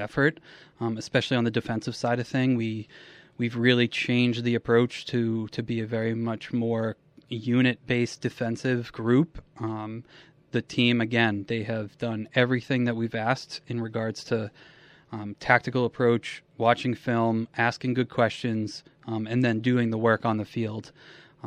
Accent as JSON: {"language": "English", "region": "New England", "country": "United States", "tie": "born or raised there", "also_born_or_lived": "Philadelphia / Springfield, Massachusetts / Elmira, New York", "moved": "as an adult", "lives_now": "Buffalo, United States", "said": "I grew up in New England"}